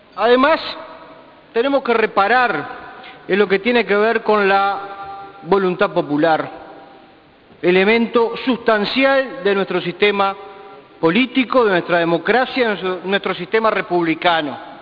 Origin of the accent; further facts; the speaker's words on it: Uruguay; esos somos los uruguayos, gente que vota y que elige libremente a quien lo va a gobernar